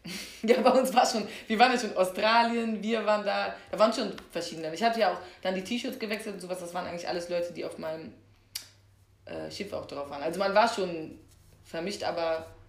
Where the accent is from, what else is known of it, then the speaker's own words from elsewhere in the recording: Germany; man kommt aus Deutschland